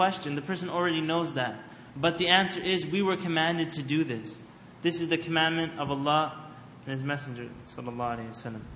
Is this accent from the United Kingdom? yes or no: no; Canada; I grew up in Canada where these questions always happen